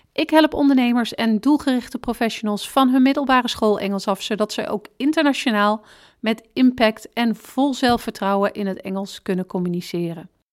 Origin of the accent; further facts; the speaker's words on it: Netherlands; we als Nederlanders